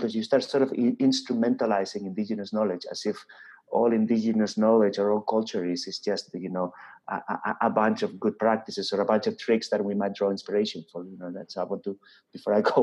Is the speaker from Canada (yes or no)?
no; Spain; I come from Spain.